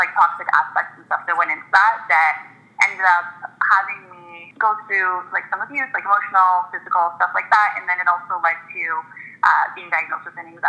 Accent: Toronto, Ontario, Canada; So I was born and raised in Toronto. I've always been in the city in the West End.

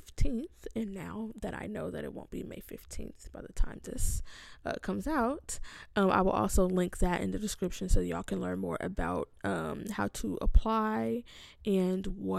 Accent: California, United States; now in Rochester, United States; I'm from California

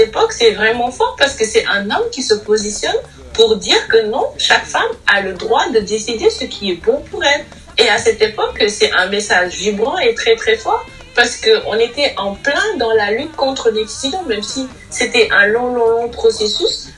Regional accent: Senegal; nous sommes africains, nous sommes sénégalais

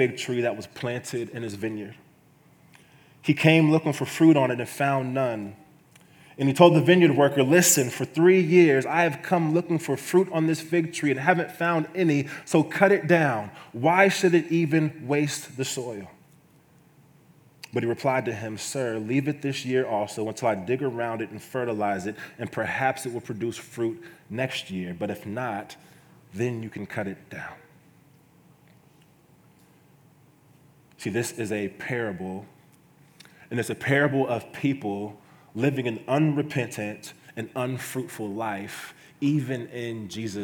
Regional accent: Kansas City, United States; moved away as an adult; now in Iowa, United States; I'm from Kansas City

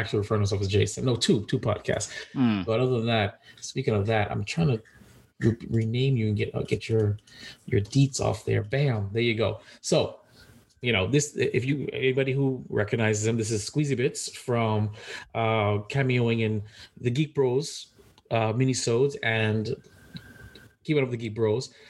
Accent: New York, United States; moved away as an adult; now in Florida, United States; I am a New Yorker

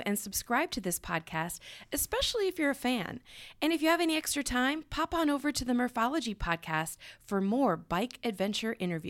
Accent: Iowa, United States; I'm from Iowa.

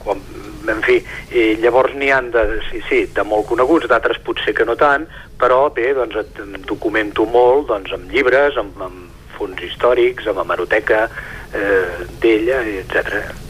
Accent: Sant Feliu de Codines, Catalonia, Spain; és el que jo conec, és, des d'on sóc fill

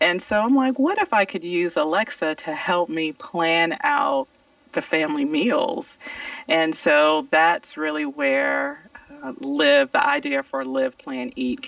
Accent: South Carolina, United States; moved away as an adult; now in Atlanta, United States; I grew up in South Carolina, and I came to Georgia, and I went to Spelman College

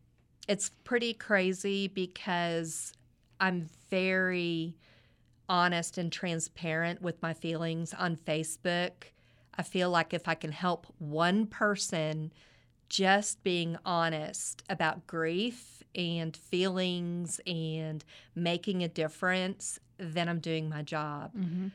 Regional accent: Midland, Texas, United States; born or raised there

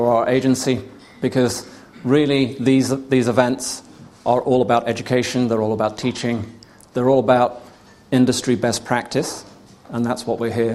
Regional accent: United Kingdom; I'm British

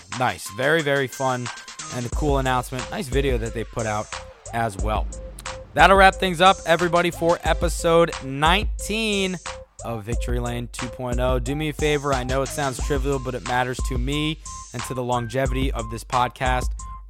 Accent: Washington metropolitan area, United States; growing up in the Metro DC area as a Jewish kid and in like a Jewish neighborhood, not that many short tracks around me.

